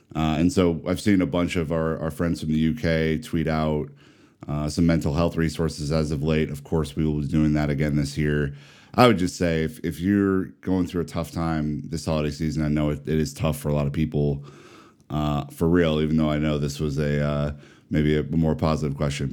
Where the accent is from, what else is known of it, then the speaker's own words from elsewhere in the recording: Omaha, Nebraska, United States; I am from the humble Midwest. I'm from Omaha, Nebraska.